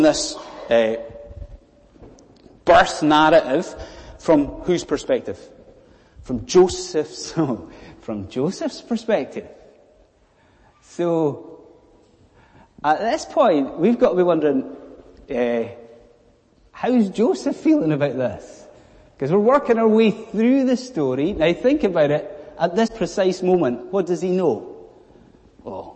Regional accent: Scotland, United Kingdom; now in London, United Kingdom; I'm a Scotsman

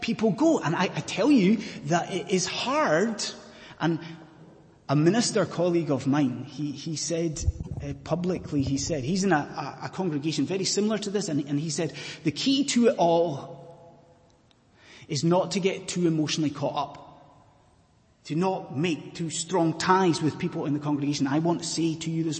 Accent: Scottish Highlands, Scotland, United Kingdom; now in London, United Kingdom; I am a Scottish Highlander

